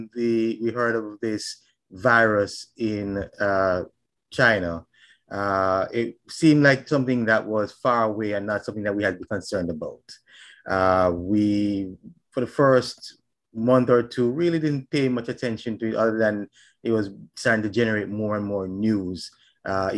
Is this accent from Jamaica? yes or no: yes; Jamaica; now in Statesboro, Georgia, United States; I'm from Jamaica